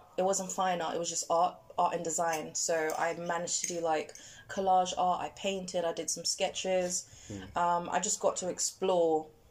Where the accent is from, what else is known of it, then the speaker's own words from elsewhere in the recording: London, United Kingdom; That's the other thing about growing up in London